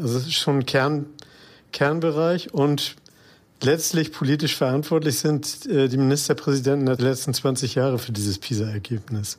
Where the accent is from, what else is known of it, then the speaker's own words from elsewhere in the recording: Hamburg, Germany; freut mich natürlich als geborener Hamburger